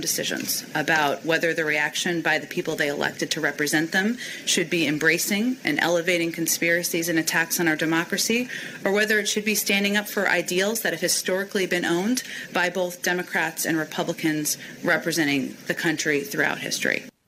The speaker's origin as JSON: {"language": "English", "region": "Texas", "country": "United States", "said": "the people of my home state of Texas"}